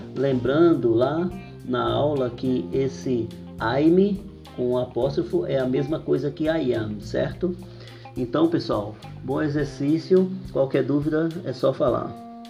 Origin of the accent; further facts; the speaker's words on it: Brazil; a gente é, que somos brasileiros costumamos falar goodie good